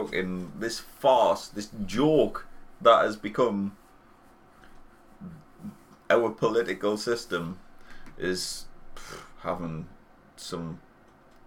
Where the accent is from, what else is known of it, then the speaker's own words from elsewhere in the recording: England, United Kingdom; we're English